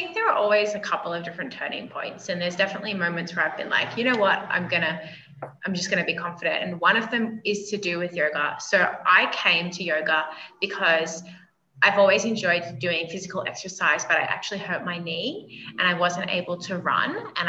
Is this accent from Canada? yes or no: no; Australia; moved away as an adult; now in Colombia; Originally, I'm from Australia, but I've spent the last 9 years in Colombia, South America. So I've spent a lot of time kind of neutralizing my accent.